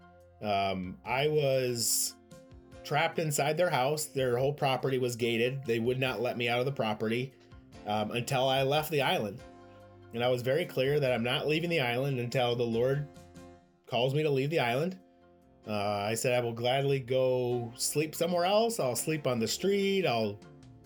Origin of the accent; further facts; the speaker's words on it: Michigan, United States; moved away as an adult; also born or lived in Puerto Rico; we are from Michigan